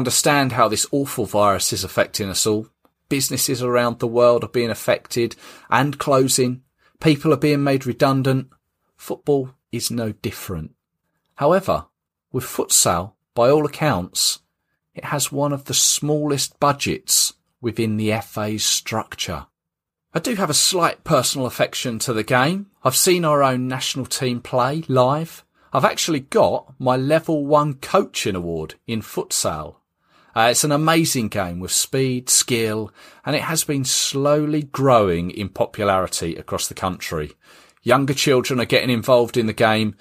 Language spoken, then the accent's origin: English; England, United Kingdom; as an Englishman